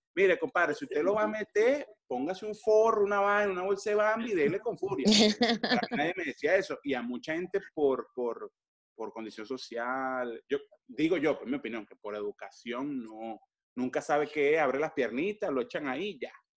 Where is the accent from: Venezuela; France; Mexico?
Venezuela; de donde yo soy en Venezuela